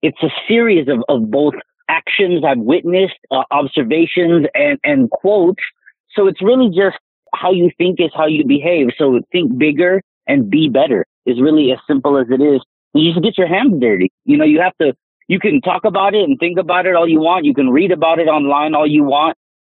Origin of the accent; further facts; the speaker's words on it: Southern California, United States; I was just a kid growing up in Southern California